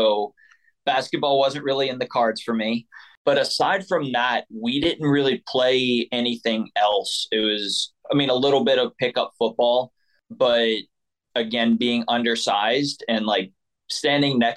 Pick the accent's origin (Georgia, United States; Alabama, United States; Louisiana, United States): Louisiana, United States; New Orleans metro area; I am originally from the New Orleans metro area, a little bit south of the city. So we were pretty rural, like a town of 10,000 people.